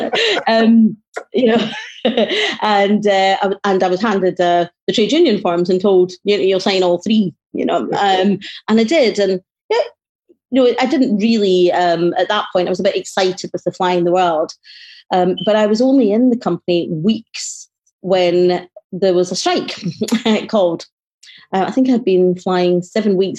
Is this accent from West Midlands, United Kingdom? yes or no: no; Glasgow, Scotland, United Kingdom; I certainly grew up in the late 60s, early 70s in a, a very, very poor poverty stricken